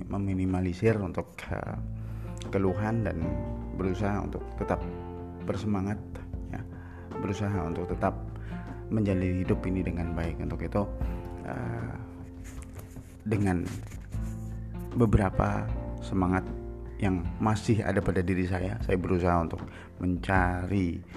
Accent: Purbalingga, Central Java, Indonesia; born there; Saya terlahir di Purbalingga. Terlahir di Purbalingga

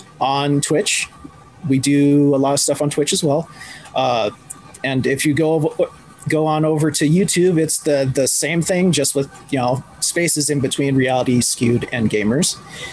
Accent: Ireland; Which is funny because I'm Irish and not Scottish.

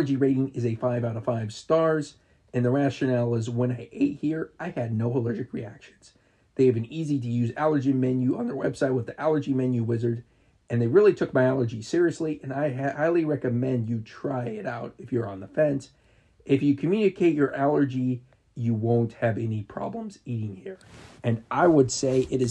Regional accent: Marysville, Ohio, United States; my hometown of Marysville, Ohio

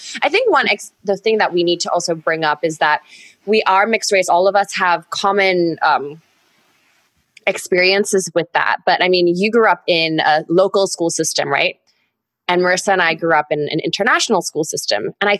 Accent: Singapore; I'm Singaporean.

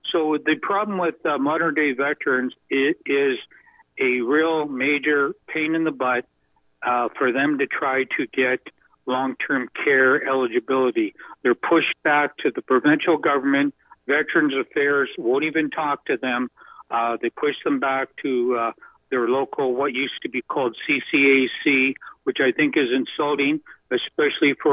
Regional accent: Canada; but yeah, I'm a Canadian

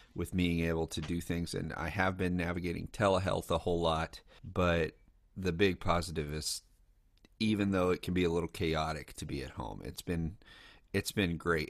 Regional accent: Lexington, Kentucky, United States; I grew up in Kentucky

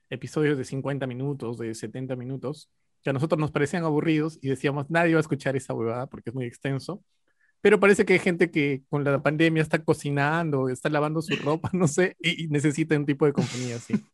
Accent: Ayacucho, Peru; pero yo soy de Ayacucho, pues, de la sierra, 2.600 metros sobre el nivel del mar, más nada.

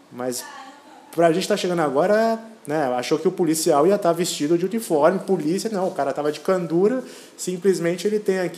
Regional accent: Brazil; moved away; Não, nós viemos do Brasil, né?

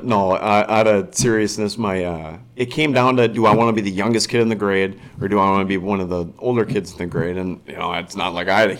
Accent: Woodbury, Minnesota, United States; I grew up in Woodbury, went to school in Woodbury, never left Woodbury, and was freaking just born into this area, this privileged area.

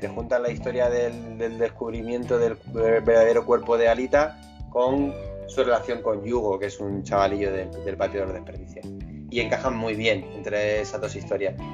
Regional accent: Granada, Andalusia, Spain; somos de Granada

